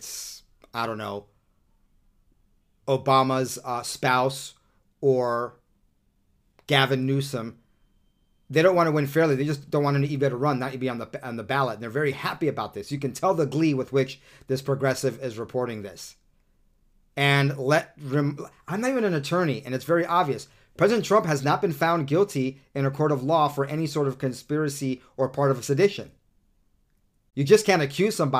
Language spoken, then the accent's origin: English; Southern California, United States; also born or lived in New York; now in Utah, United States; I'm from New York as well originally, but, you know, I only lived there the first 9 or 10 years of my life. I'm pretty much a Southern Californian